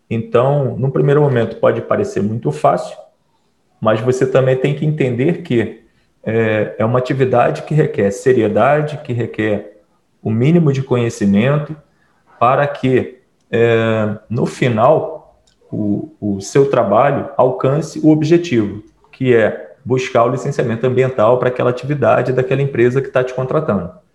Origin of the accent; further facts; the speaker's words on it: Piraí, Rio de Janeiro, Brazil; eu também sou de Piraí